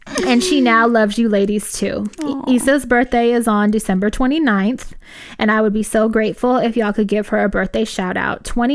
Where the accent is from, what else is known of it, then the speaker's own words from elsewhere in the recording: Los Angeles, California, United States; We grew up in South Central L.A. and were out on the streets really... really doing the most when we were like 13 years old.